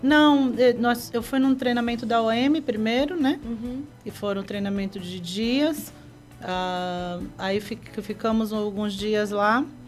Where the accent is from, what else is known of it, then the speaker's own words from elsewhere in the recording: Brazil; moved away as an adult; also born or lived in Peru; eu morava no Maitá. Eu era, uhum. eu era da, da Peniel de Maitá. Então, ali no bairro foi onde eu cresci